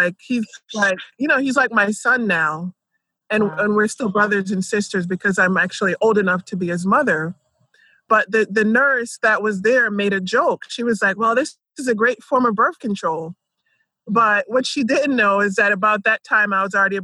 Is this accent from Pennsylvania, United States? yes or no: yes; Philadelphia, Pennsylvania, United States; moved away as an adult; also born or lived in Jamaica / Boulder; now in Atlanta, United States; I grew up in Philadelphia